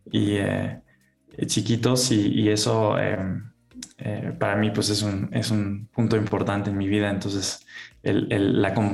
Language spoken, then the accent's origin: Spanish; Germany; soy alemán, eh, también tengo nacionalidad mexicana, he vivido en muchos países.